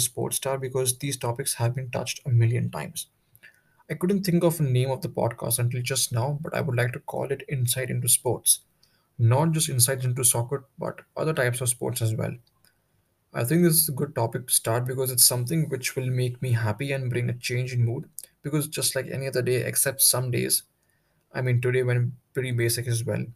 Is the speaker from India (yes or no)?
yes; New Delhi, Delhi, India; I'm from New Delhi, in second year